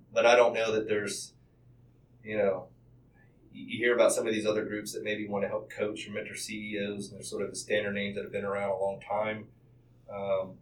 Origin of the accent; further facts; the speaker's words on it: Charlotte, North Carolina, United States; This is my hometown. I was born in Presbyterian Hospital.